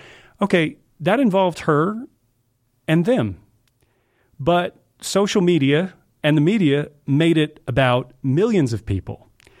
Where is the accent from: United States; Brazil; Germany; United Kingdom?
United States; the South; Sure, I grew up in the South.